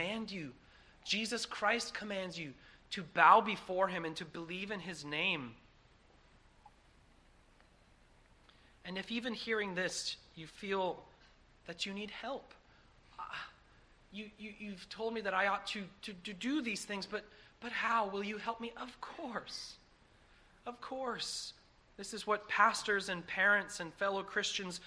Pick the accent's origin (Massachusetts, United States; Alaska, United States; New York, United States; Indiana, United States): Massachusetts, United States; I come from Massachusetts. That's where I'm from. It's where I was born